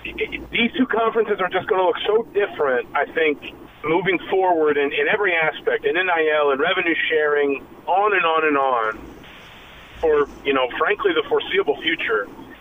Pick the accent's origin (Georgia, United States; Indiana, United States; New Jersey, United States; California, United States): Georgia, United States; Atlanta; moved away; I grew up in Atlanta